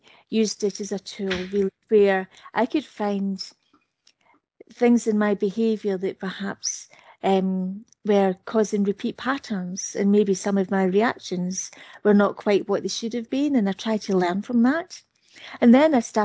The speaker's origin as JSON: {"language": "English", "country": "United Kingdom", "said": "I'm British"}